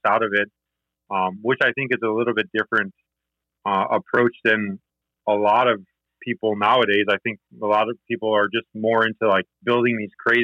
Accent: Michigan, United States; I grew up in Michigan

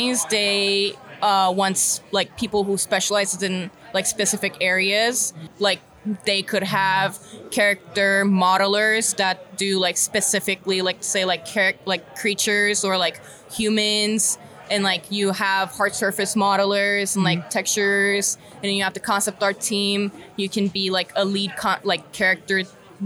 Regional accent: Turkey; moved away as an adult; now in United States; growing up in Turkey

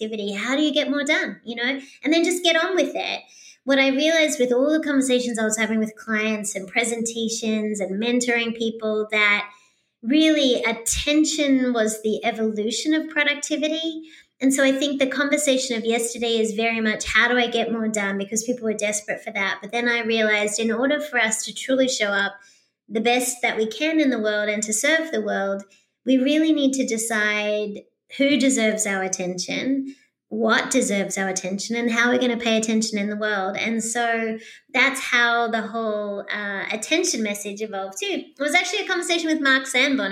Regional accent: Australia; moved away as an adult; also born or lived in Sydney, Australia; now in United States; being an Australian

